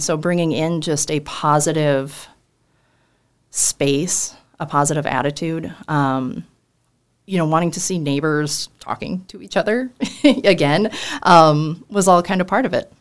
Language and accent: English; Mandan, North Dakota, United States; we're all from Mandan